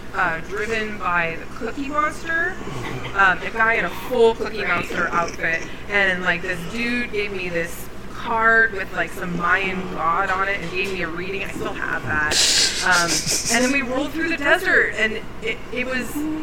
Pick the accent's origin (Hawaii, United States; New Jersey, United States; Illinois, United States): Hawaii, United States; when I was growing up in Hawaii